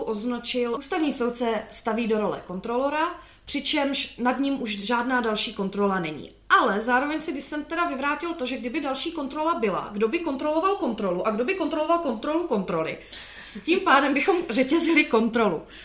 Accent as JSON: {"language": "Czech", "country": "Slovakia", "moved": "yes", "said": "a já jsem zo Slovenska"}